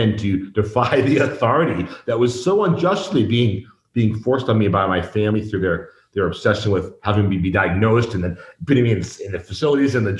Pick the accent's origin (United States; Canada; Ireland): United States; Boston, Massachusetts; moved away as an adult; now in Mexico; I grew up in the Boston punk scene